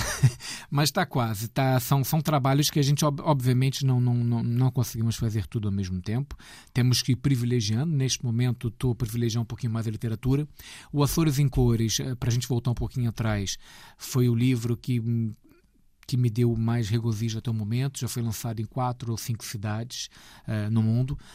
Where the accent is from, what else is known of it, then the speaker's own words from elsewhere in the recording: Rio de Janeiro, Brazil; eu sou uh, nascido no Rio de Janeiro